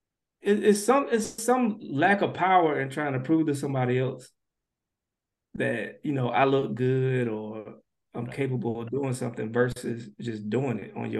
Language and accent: English; Missouri, United States; So I don't know if y'all noticed, but I'm from a small town in Missouri.